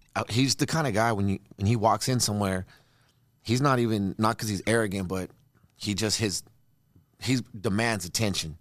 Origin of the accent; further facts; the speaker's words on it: Redondo Beach, California, United States; also born or lived in Torrance, California; I'm from Redondo